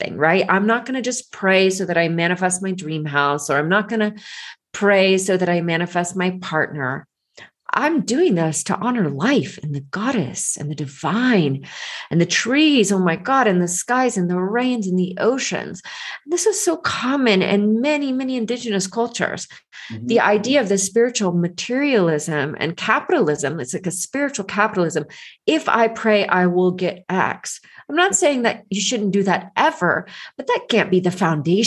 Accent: Georgia, United States; I grew up in Georgia going to the church, the Presbyterian church

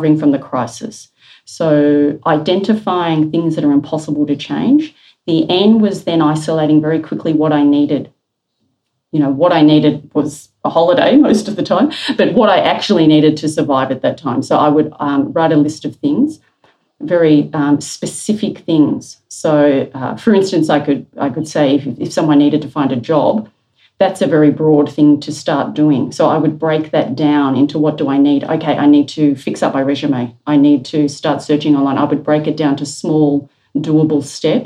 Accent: Melbourne, Victoria, Australia; As a young person growing up in Melbourne, I was living through bushfires quite regularly

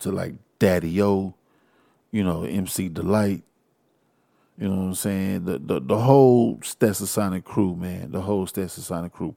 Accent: Houston, Texas, United States; I am from Houston. I'm a Houstonian.

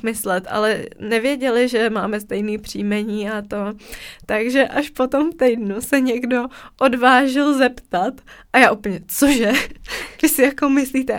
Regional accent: Czechia; jsme z České republiky

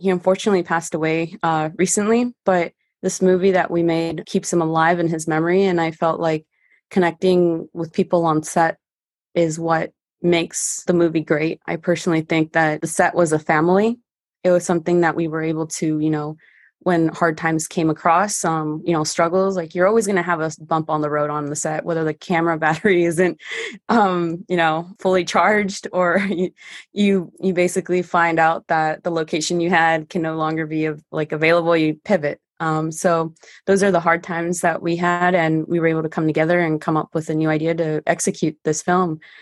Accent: San Diego, California, United States; first language Spanish; English is a second language; I used to play baseball growing up, so I was the only girl playing baseball here at the North Park Little League. I also went into J V and varsity at San Diego High School.

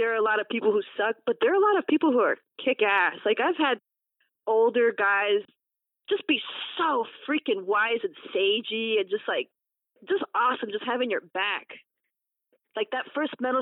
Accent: New York City, New York, United States; I was born in Brooklyn

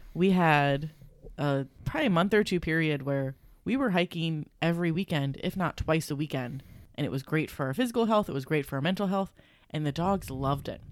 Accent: Cincinnati, Ohio, United States; it's my hometown

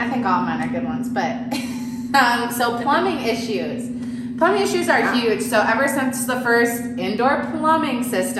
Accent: Minnesota, United States; now in Southern California, United States; I'm from Minnesota

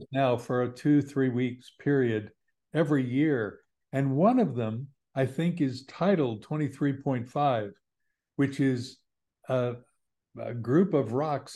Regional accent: Kansas, United States; also born or lived in Bondi, Australia; now in Sydney, Australia; I grew up in Kansas, and we were pretty regionally fixed.

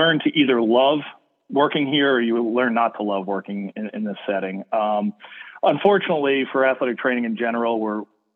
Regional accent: New Jersey, United States; I'm from North Jersey

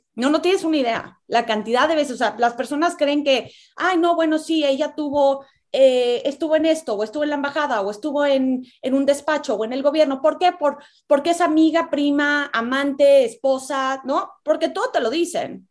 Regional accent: Mexico

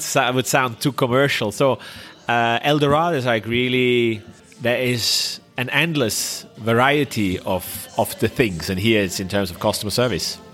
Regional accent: Switzerland; English is a second language; moved away as an adult; also born or lived in Shanghai, China / Korea / Thailand; I was from Switzerland.

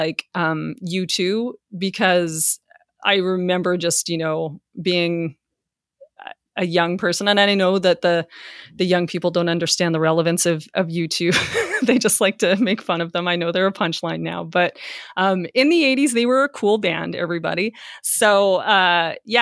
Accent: Taber, Alberta, Canada; me growing up in Tabor, Alberta

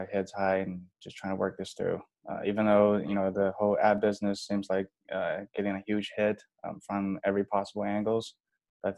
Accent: China; also born or lived in Los Angeles, United States / San Francisco, United States; now in United States; I came from China, you know, landed in LAX around 2010.

